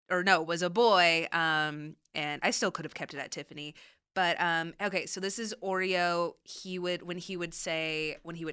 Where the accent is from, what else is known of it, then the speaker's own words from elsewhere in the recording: Orange County, California, United States; I grew up in Orange County here